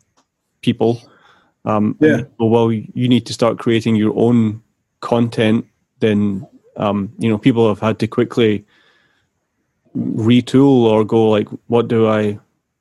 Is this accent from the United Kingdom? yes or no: yes; Glasgow, Scotland, United Kingdom; moved away as an adult; I'm originally from Glasgow in Scotland